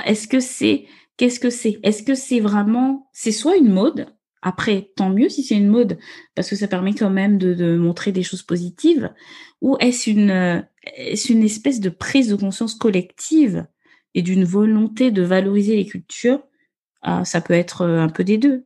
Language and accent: French; Gabon; now in France; je suis née, j'ai grandi au Gabon.